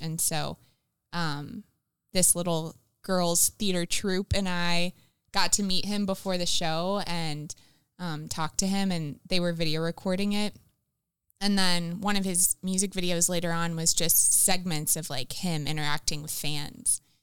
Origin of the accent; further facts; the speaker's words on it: the South, United States; also born or lived in Columbus; now in Minnesota, United States; I grew up in the South